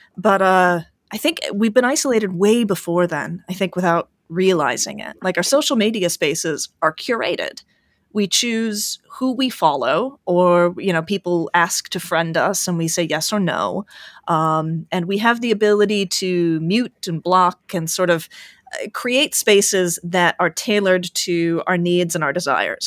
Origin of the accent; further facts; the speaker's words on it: United States; as an American